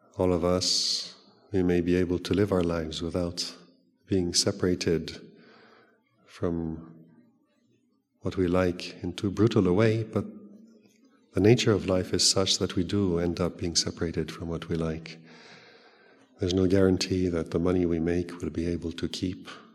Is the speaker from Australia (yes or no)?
no; Switzerland; also born or lived in Thailand; now in England, United Kingdom; I grew up in Switzerland.